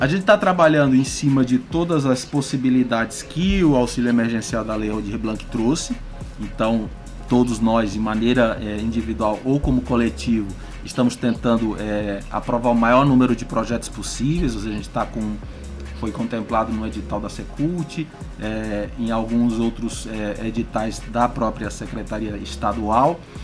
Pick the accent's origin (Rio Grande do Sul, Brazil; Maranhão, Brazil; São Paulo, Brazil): Maranhão, Brazil; Balsas; eu sou de Balsas